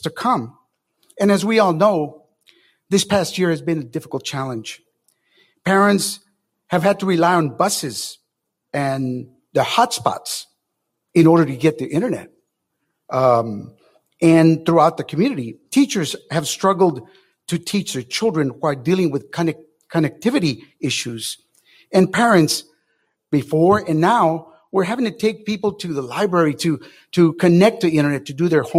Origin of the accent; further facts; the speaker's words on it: Las Milpas, Texas, United States; I was born and raised in Las Milpas, lived there